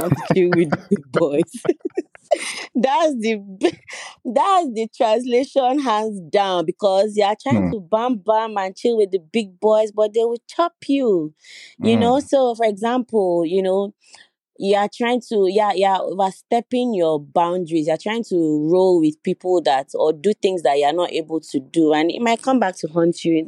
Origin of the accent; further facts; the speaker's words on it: Owu, Ogun State, Nigeria; I'm from Ogun State, Owu to be precise, and yes, I'm an Owu princess